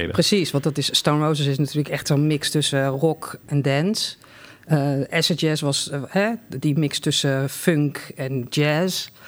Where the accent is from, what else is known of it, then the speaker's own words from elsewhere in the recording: Delft, South Holland, Netherlands; ik kom uit Delft.